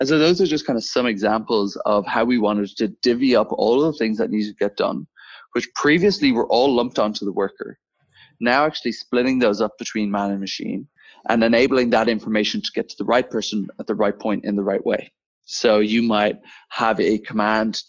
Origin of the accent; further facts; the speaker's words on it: Dublin, Leinster, Ireland; moved away as an adult; now in Copenhagen, Denmark; I am Irish originally, born and bred in Dublin, now running a software company based out of Copenhagen